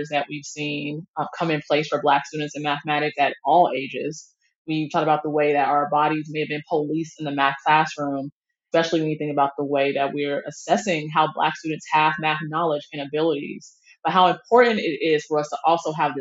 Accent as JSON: {"language": "English", "town": "Atlanta", "region": "Georgia", "country": "United States", "tie": "born or raised there", "also_born_or_lived": "Seattle, Washington", "moved": "as an adult", "lives_now": "Ann Arbor, United States", "said": "I grew up with here in Atlanta and in Seattle"}